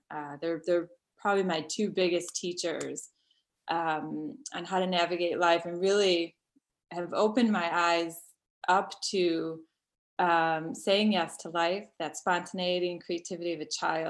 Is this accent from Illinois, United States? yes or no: yes; Chicago, Illinois, United States; also born or lived in Florida; My family moved around a little bit, but we're originally from Chicago, moved to Marco Island, Florida, and I came back.